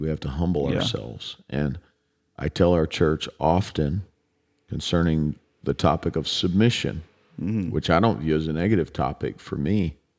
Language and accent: English; Chicago, Illinois, United States; We're both from Chicago, my brother.